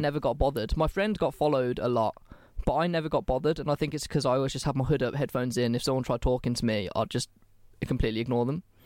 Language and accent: English; England, United Kingdom; I'm English